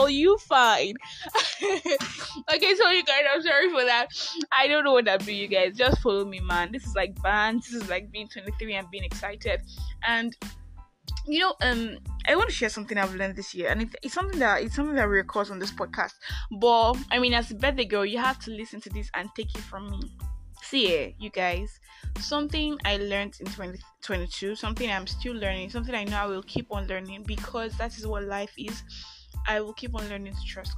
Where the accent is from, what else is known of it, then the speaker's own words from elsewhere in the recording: Nigeria; I am that Nigerian Christian talkaholic